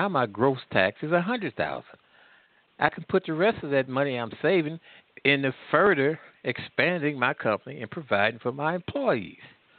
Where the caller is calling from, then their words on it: Midwest, United States; I'm calling from the Midwest.